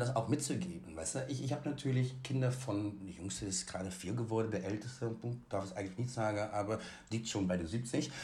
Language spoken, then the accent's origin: German; Netherlands; moved away; Ich bin ja in Holland aufgewachsen.